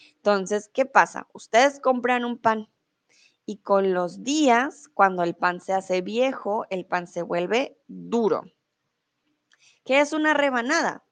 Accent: Bogotá, Colombia; soy de Colombia, de la capital de Bogotá

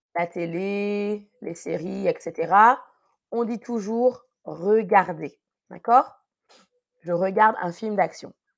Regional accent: Paris region, Île-de-France, France; je ne suis pas née en Guadeloupe, non, je suis née en France, en région parisienne.

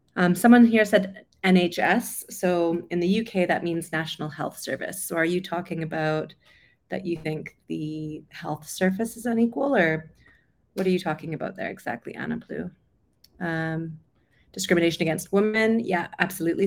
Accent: Vancouver, British Columbia, Canada; moved away as an adult; also born or lived in London; I'm originally from Canada, over Vancouver on the West Coast.

